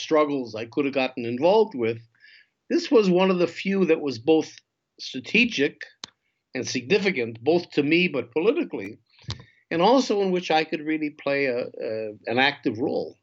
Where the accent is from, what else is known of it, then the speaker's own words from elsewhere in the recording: northern Minnesota, United States; moved away as an adult; also born or lived in Israel; now in Jerusalem, Israel; I grew up in the States, as you can hear, almost Canada, northern Minnesota